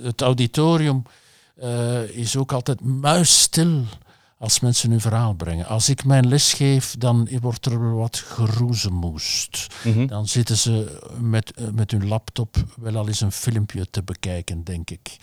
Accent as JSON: {"language": "Dutch", "region": "Flanders", "country": "Belgium", "said": "als Vlaming"}